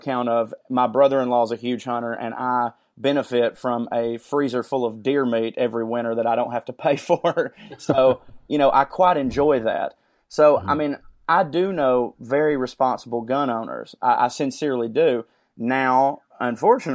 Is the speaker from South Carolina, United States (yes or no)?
no; Chickamauga, Georgia, United States; I'm from the Deep South, Chickamauga, Georgia